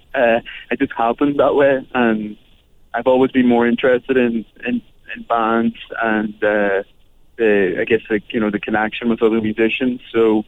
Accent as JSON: {"language": "English", "region": "Northern Ireland", "country": "United Kingdom", "tie": "born or raised there", "said": "being Irish and from the north"}